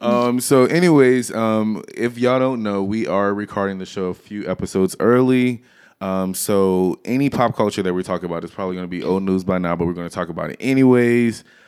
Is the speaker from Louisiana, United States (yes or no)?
yes; Louisiana, United States; I'm from Louisiana